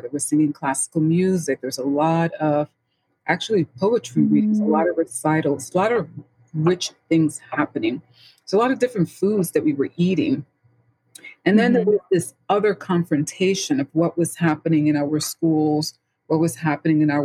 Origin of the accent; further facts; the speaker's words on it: New York City, New York, United States; I was born and raised in the Bronx, St. Lawrence